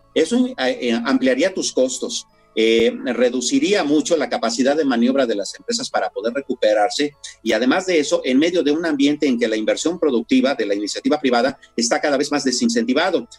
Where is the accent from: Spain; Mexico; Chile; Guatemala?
Mexico